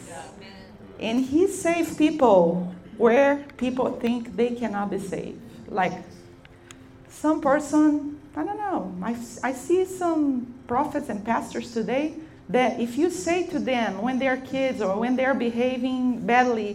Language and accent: English; Brazil; English is a second language; moved away as an adult; now in United States; I'm from Brazil, but I'm living here for a few years